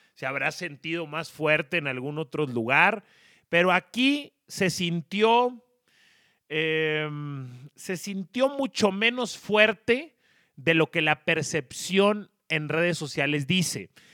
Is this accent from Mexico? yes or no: yes; Monterrey, Nuevo León, Mexico; moved away as an adult; now in Mexico City, Mexico; soy regiomontano, tengo un año y medio viviendo en la Ciudad de México